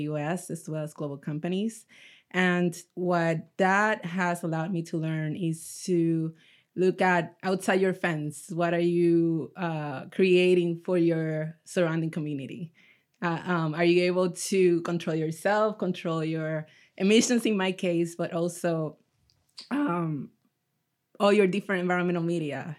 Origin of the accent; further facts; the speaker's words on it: Puerto Rico; now in Orange County, United States; I'm originally from Puerto Rico